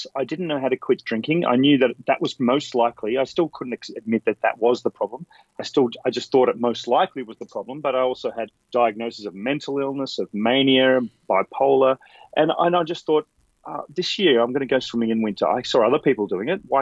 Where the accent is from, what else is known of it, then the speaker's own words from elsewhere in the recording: Canberra, Australian Capital Territory, Australia; moved away as an adult; now in Sydney, Australia; I grew up in Canberra, which is about 3 hours drive south of Sydney.